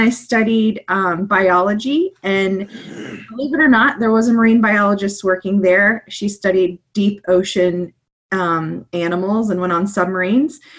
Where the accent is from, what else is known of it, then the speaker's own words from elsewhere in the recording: Kansas, United States; moved away; also born or lived in Mississippi; I am from Kansas and there aren't a lot of oceans around